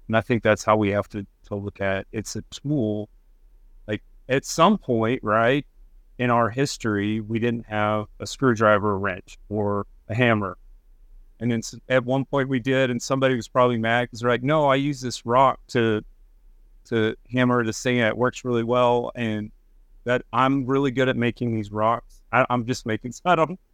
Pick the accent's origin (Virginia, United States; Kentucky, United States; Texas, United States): Texas, United States; Texas Panhandle, United States; moved away; I grew up in the Panhandle of Texas